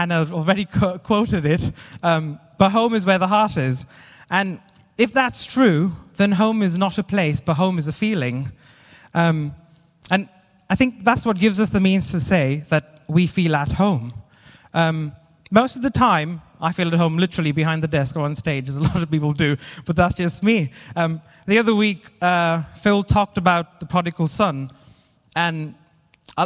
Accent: India; moved away as an adult; now in Derby, United Kingdom; I'm originally from India, and when I was younger, really young, I wasn't coping very well with school. So I moved away from my parents to go and live with my grandparents to a different school in a different city

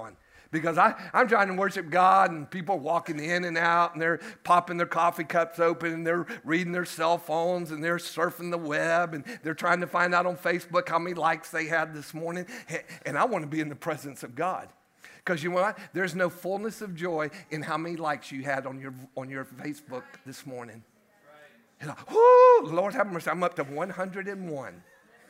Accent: United States; we sit over here as American Christians

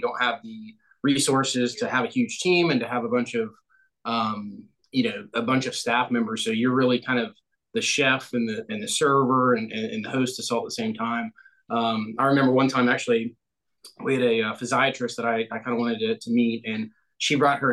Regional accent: Ohio, United States; now in Greenville, United States; I am originally from Ohio and currently in Greenville, South Carolina.

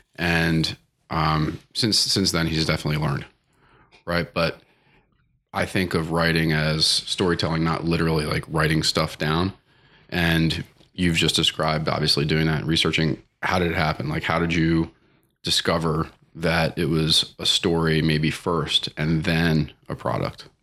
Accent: Baltimore, Maryland, United States; I grew, I grew up around Baltimore

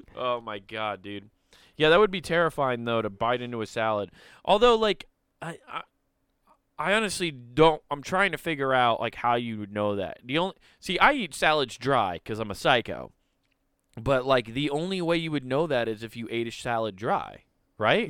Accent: Iowa, United States; We're all from Iowa

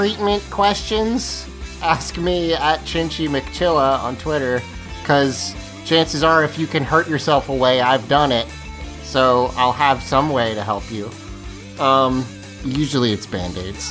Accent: near the Outer Banks, North Carolina, United States; I grew up near the Outer Banks where it's like huge in North Carolina beach.

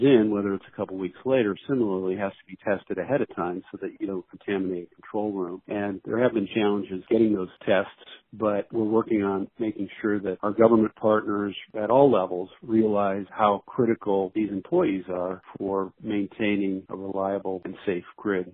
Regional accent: Washington, United States; my home state of Washington

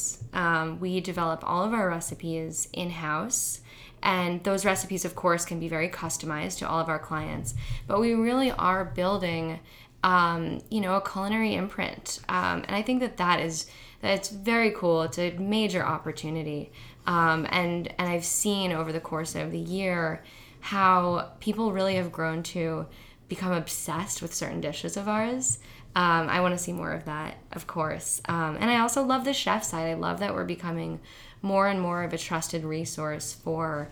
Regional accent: Ohio, United States; moved away as an adult; now in New York, United States; I grew up in Ohio having family dinners every single night

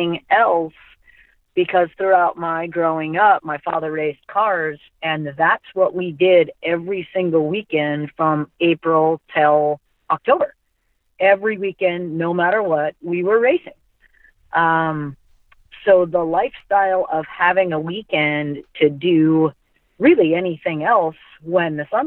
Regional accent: Mount Vernon, Washington, United States; I'm from Mount Vernon, Washington

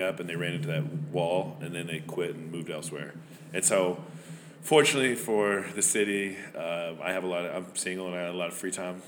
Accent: Van Buren, Arkansas, United States; also born or lived in Rhode Island; I'm originally from Van Buren, Arkansas, which is right across the river here

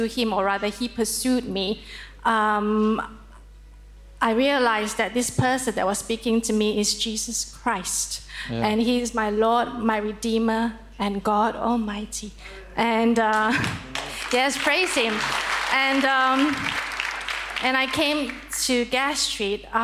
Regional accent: Malaysia; moved away as an adult; I am from Malaysia originally, and I've lived here for 16 years

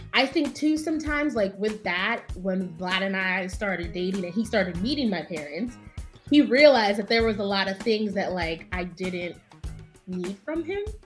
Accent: Valley Stream, New York, United States; I'm from Valley Stream

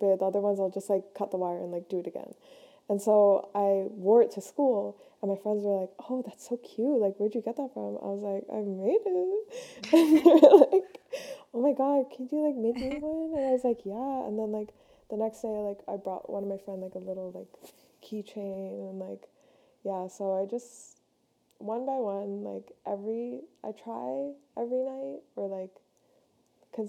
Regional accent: Ontario, Canada; I'm from Canada. So I live near Toronto

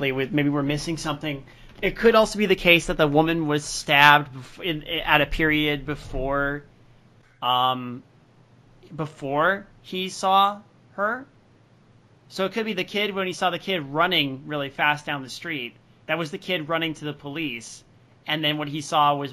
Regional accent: Tochigi, Japan; now in Tokyo, Japan; I decided to go back to my hometown of Tochigi.

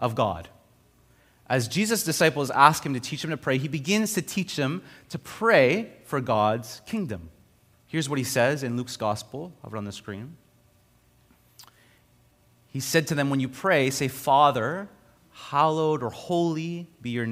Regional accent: Montreal, Quebec, Canada; moved away; also born or lived in Ontario; I grew up in Montreal, and then I went to Ontario, and then I came back to Montreal

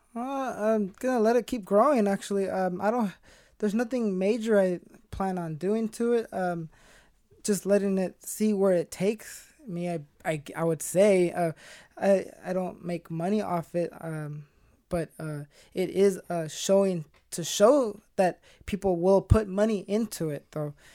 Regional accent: Stockton, California, United States; 24 years old, born and raised in Stockton

